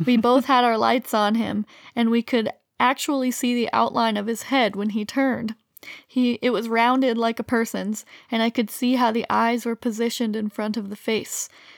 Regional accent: Illinois, United States; and we're from Central Illinois where there's also lots of deer.

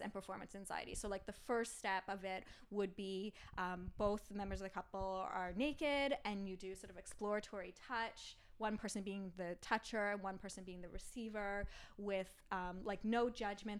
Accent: Ottawa, Ontario, Canada; I grew up in Ottawa

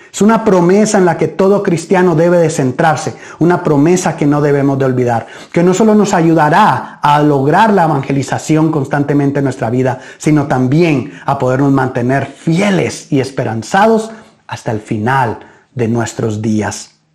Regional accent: Guatemala; nuestro país

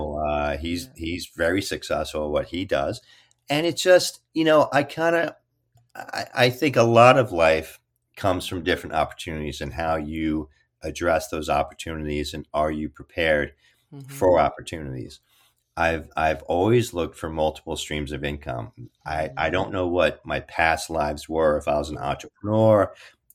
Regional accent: Kearny, New Jersey, United States; I was raised in Kearny, New Jersey, North Jersey, Hudson County

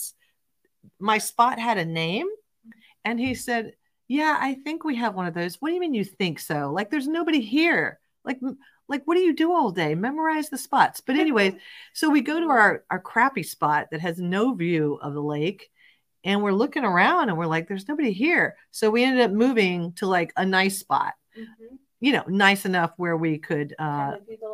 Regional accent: Florida, United States; I'm from Florida

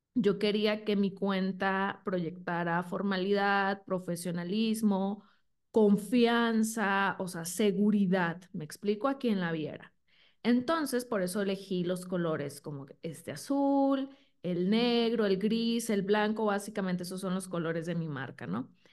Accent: Sinaloa, Mexico; moved away as an adult; now in Guadalajara, Mexico; soy de Sinaloa, entonces ahí estuve cinco años, luego me vine a Guadalajara

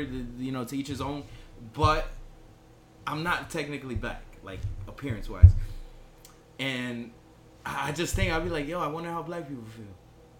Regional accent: Puerto Rico; I'm from Puerto Rico

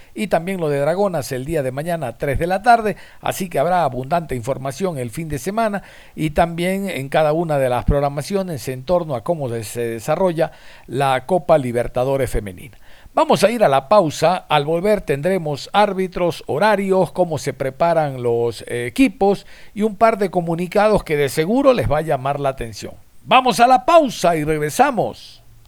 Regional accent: Ecuador; somos los ecuatorianos

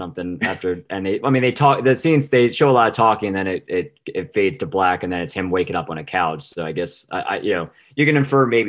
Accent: New Jersey, United States; growing up in the South Jersey area

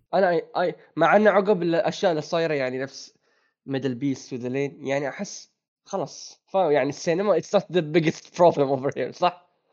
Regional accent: Bahrain; عندنا في البحرين

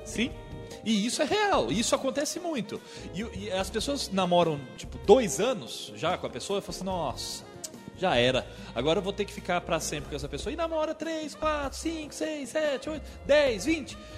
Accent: Mogi Guaçu, São Paulo, Brazil; eu sou de daqui de Mogi Guaçu

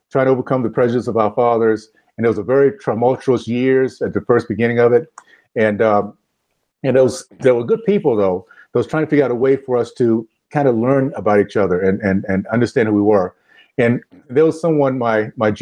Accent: Tallahassee, Florida, United States; I grew up in the Deep South, Tallahassee, Florida, the days of Jim Crow, KKK segregation

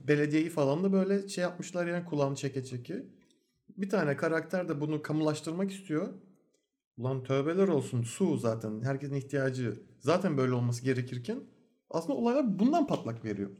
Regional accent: Turkey; Türk oğlu Türk olduğumuz için

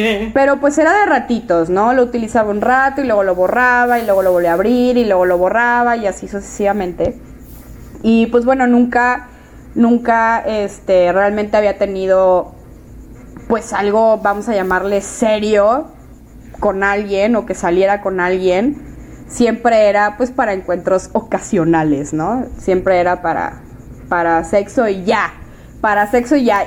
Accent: Monterrey, Nuevo León, Mexico; yo soy de Monterrey, vivo en Monterrey.

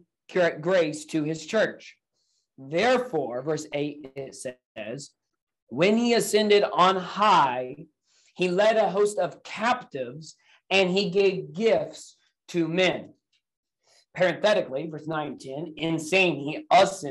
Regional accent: Indiana, United States; now in Akron, United States; I was born and raised in the state of Indiana here in the United States

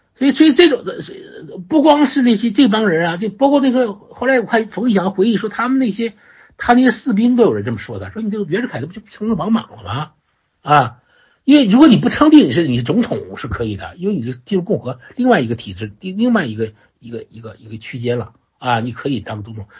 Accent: China; 我们中国人

